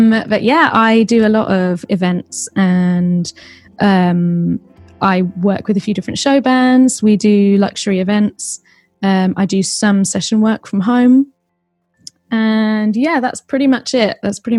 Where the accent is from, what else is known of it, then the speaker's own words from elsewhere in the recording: Kingston, London, United Kingdom; Southwest London. So I grew up in Kingston. And lived there always. I've moved over to Southeast in the past 4 years. I haven't moved far.